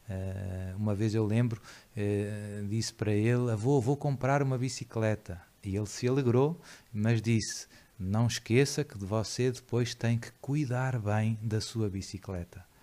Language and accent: Portuguese; Lisbon, Portugal; nasci uh, em Lisboa, uh, já faz, vai fazer 48 anos agora em junho, de uma família católica, digamos assim, mais tradicional